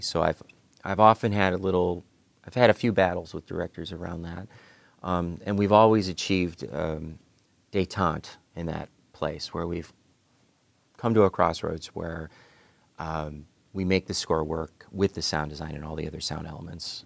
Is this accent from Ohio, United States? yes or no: yes; Cleveland, Ohio, United States; I grew up in Cleveland, Ohio